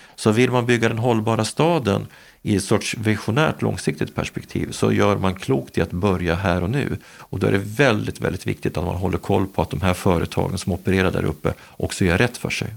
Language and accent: Swedish; Gävle, Gävleborg County, Sweden; min hemstad Gävle